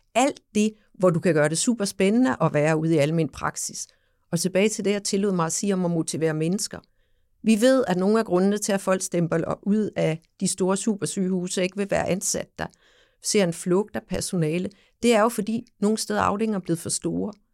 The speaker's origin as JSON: {"language": "Danish", "area": "Samsø", "region": "Central Denmark Region", "country": "Denmark", "said": "nu er jeg jo fra Samsø"}